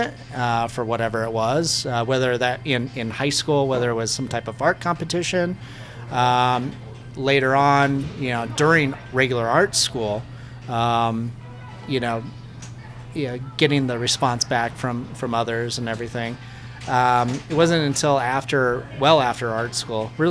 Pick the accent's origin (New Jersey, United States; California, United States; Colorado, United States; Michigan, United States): Colorado, United States; Kersey; I grew up in Kersey, Colorado. And so that's a rural town